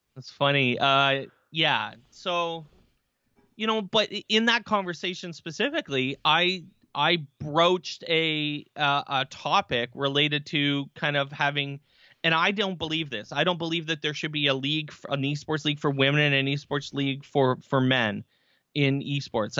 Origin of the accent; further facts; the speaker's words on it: Barrie, Ontario, Canada; I am from Barrie, Ontario, Canada